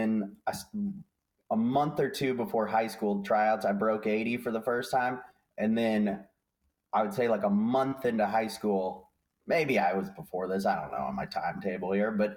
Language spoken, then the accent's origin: English; Castle Rock, Colorado, United States; I grew up in Castle Rock there